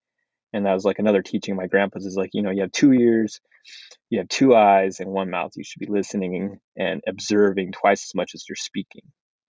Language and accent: English; United States; first language Navajo; English is a second language; English is not my first language. Dene Navajo, Dene Bizat is my first language.